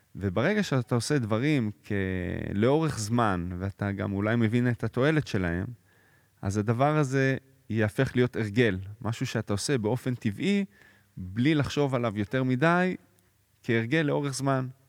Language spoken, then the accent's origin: Hebrew; Jerusalem, Jerusalem District, Israel; born or raised there; also born or lived in Florence, Italy